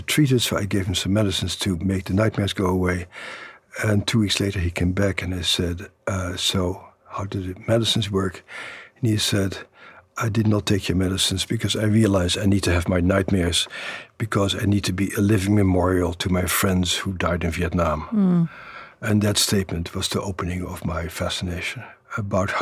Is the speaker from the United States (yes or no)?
no; Netherlands; moved away; the uncles and my father who I grew up with in the Netherlands after the Second World War